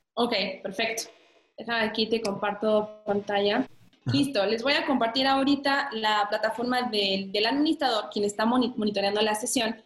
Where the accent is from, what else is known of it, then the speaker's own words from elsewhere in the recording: Mexico; moved away as an adult; also born or lived in France; decidí regresarme a México porque ya extrañaba mucho mi país